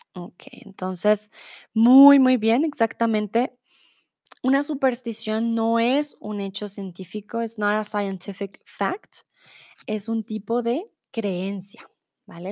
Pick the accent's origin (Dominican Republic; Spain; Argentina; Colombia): Colombia; Bogotá; also born or lived in Mexico; now in Germany; soy de Colombia, de la capital, de Bogotá. Comúnmente vivo en Alemania